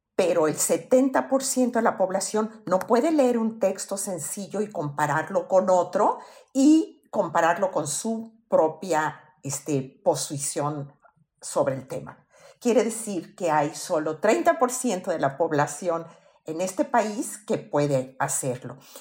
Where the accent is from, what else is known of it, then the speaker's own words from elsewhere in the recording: Mexico; En México todos somos mexicanos.